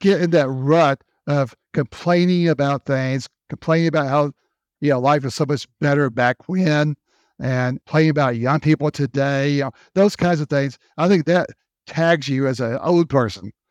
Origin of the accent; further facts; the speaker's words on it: Memphis, Tennessee, United States; moved away as an adult; also born or lived in North Carolina / South Carolina / Florida / Texas; grew up in Memphis, Tennessee. That was my hometown